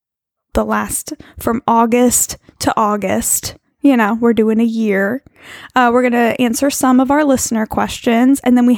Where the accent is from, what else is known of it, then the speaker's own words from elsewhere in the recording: New York, United States; moved away as an adult; I lived in New York my whole life until I moved out here about 10 years ago